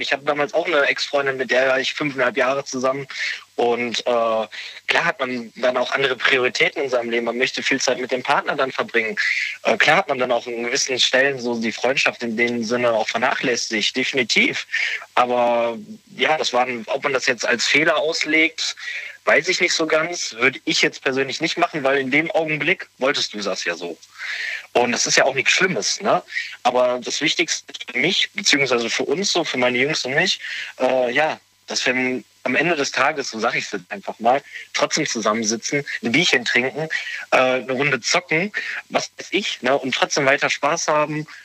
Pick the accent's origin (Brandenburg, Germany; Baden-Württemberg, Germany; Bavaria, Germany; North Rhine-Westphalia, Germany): North Rhine-Westphalia, Germany; Bergisch Born; ich komme aus Bergisch Born. Das ist so circa eine halbe Stunde von Köln weg.